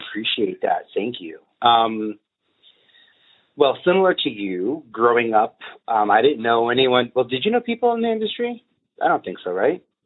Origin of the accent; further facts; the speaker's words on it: New York City, New York, United States; now in Brooklyn, United States; I'm a boy from Staten Island